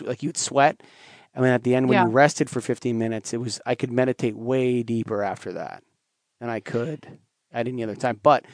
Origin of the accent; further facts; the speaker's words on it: Canada; as a Canadian